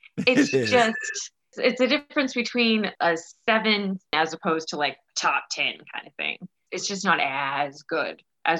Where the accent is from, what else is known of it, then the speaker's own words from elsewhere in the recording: Florida, United States; moved away as an adult; also born or lived in Oklahoma; now in South Carolina, United States; I was born in Oklahoma, but I basically lived in Florida from about 6 months old until I moved about 3 years ago.